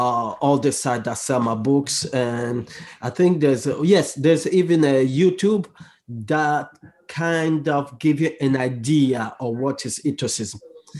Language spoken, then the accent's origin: English; DR Congo; English is a second language; I speak a lot on social issue in my home country, which is Congo, and around the world